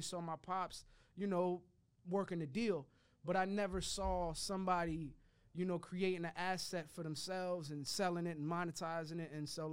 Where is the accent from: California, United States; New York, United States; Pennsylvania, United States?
New York, United States; New York City; I'm a New Yorker. We curse every three words.